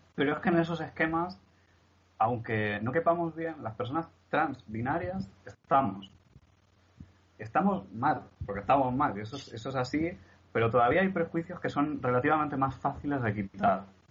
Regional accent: Barcelona, Catalonia, Spain; now in Murcia, Spain; no somos de aquí, mi familia y yo, somos de Barcelona

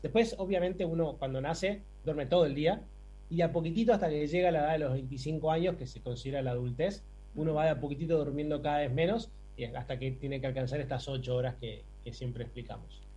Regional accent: Buenos Aires, Argentina; nací y criado en Buenos Aires

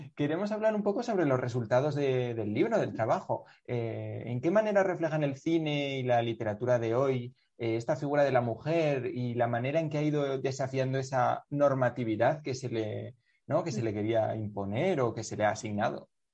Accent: Navarre, Spain; yo soy de Navarra

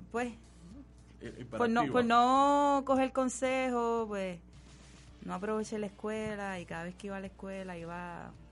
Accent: Carolina, Puerto Rico; Yo nací en Carolina, en Río Piedras.

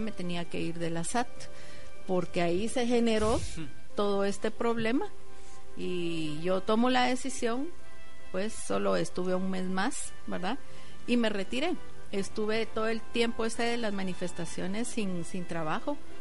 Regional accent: Guatemala; como guatemaltecos

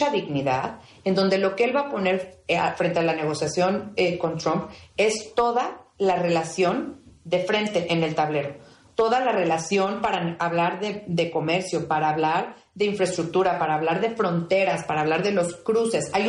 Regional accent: Mexico

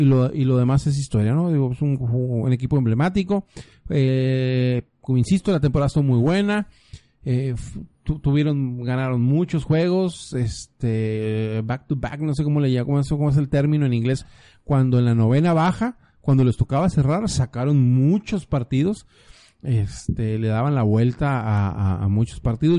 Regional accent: Sonora, Mexico; now in Baja California, Mexico; Yo soy de Sonora

